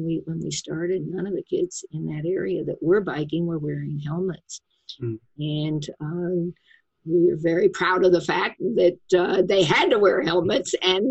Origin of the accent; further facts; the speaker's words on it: St. Louis, Missouri, United States; moved away; my hometown was St. Louis, and I went back to visit